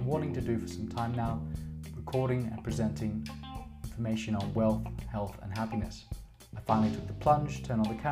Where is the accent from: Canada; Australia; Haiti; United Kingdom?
Australia; I'm Australian. I grew up in Australia